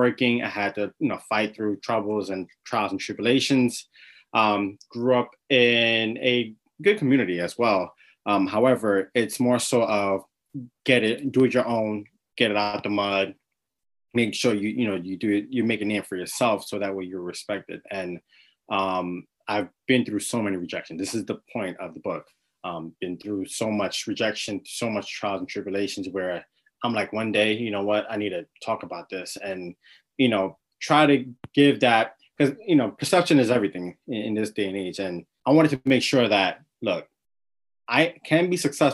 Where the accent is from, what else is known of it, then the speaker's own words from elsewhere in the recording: New York City, New York, United States; I was born and raised in New York City, Brooklyn, New York in particular.